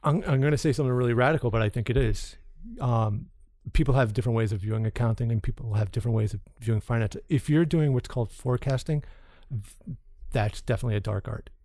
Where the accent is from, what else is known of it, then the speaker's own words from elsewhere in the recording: Long Island, New York, United States; the bunch of knuckleheads I grew up with in Long Island